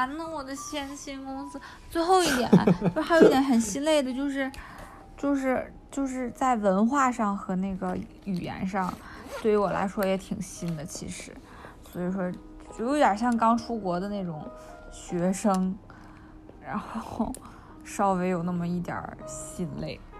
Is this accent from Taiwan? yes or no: no; China; also born or lived in Japan; 我从中国来，我从我从中国和日本来，